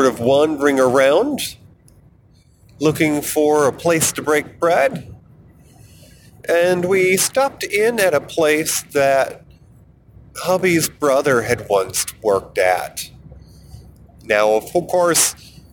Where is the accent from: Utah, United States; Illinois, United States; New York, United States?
New York, United States; moved away as an adult; also born or lived in Colorado; I moved back from the centennial state of Colorado to my home state of New York